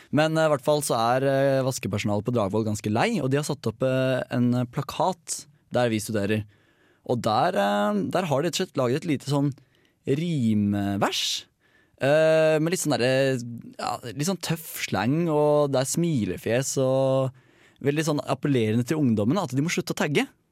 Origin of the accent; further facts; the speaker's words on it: Hønefoss, Buskerud, Norway; Hønefoss, der jeg kommer fra.